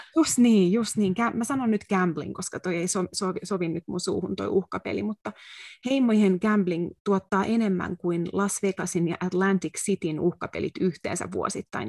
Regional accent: Finland; moved away as an adult; now in United States; sanoin, että from Finland

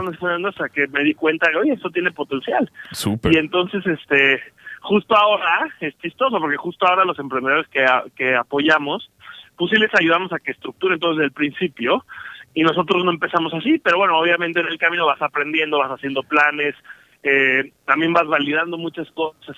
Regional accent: Mexico

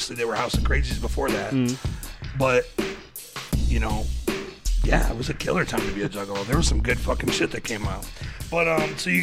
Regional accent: small town north of Detroit, Michigan, United States; I actually grew up about 2 hours, 2.5 hours north of Detroit. So it's like a small town

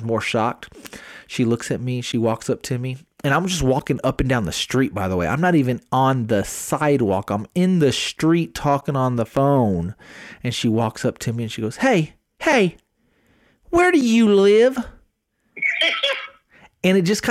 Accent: Smithville, Texas, United States; now in San Antonio, United States; I have my Smithville. I have my Smithville roots in me

